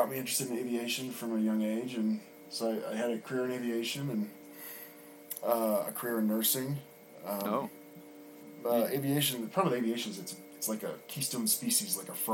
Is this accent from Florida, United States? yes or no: yes; Orlando, Florida, United States; also born or lived in Sarasota, Florida; I was born in Florida.